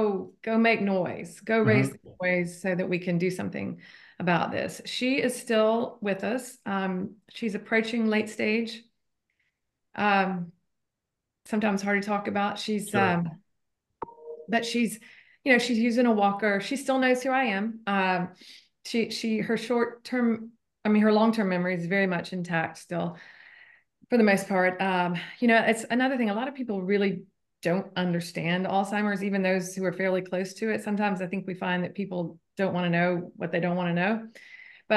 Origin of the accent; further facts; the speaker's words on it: Atlanta, Georgia, United States; I grew up in Atlanta as well